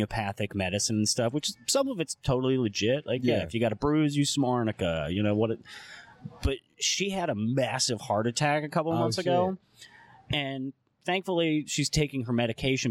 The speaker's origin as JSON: {"language": "English", "town": "Ypsilanti", "region": "Michigan", "country": "United States", "moved": "yes", "lives_now": "New Orleans, United States", "said": "I'm from Ypsilanti, Michigan"}